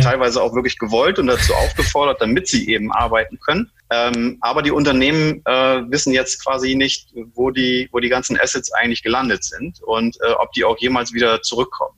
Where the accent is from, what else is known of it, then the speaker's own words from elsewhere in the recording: Germany; also born or lived in Iceland / Bremen; Ich bin gebürtiger Isländer, deshalb der, der komische Name, falls sich der eine oder andere wundert. Ja. Ähm, ich bin aber ähm, in, in Deutschland größtenteils aufgewachsen, bin mit vier Jahren quasi schon nach, nach Deutschland gekommen